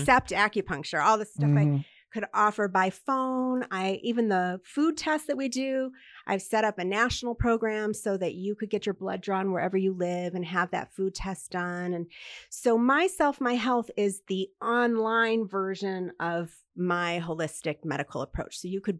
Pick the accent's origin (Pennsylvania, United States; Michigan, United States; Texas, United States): Michigan, United States; Detroit; Well, yes, I'm from the Detroit area, and I don't know if you know that Detroit has a very large Jewish population.